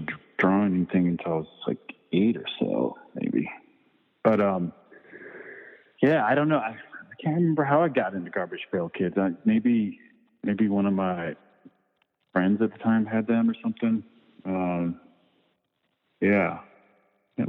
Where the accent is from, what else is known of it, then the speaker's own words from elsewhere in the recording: Virginia, United States; also born or lived in Richmond, Virginia; in the little neighborhood where I grew up in Virginia